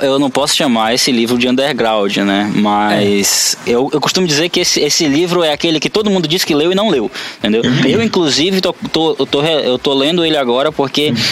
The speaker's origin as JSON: {"language": "Portuguese", "region": "North Region", "country": "Brazil", "said": "eu sou nortista"}